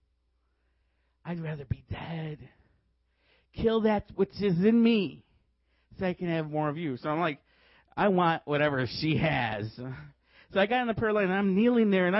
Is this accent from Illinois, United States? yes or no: yes; Chicago, Illinois, United States; I was from Chicago